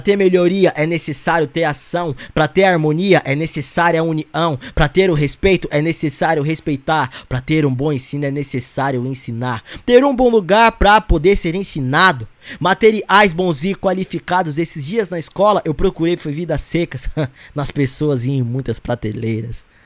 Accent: Arujá, São Paulo, Brazil; sou de Arujá.

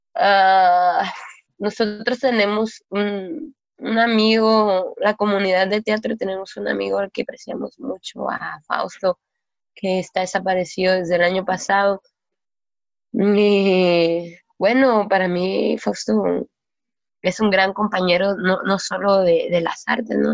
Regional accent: Culiacancito, Sinaloa, Mexico; soy oriunda de Culiacancito

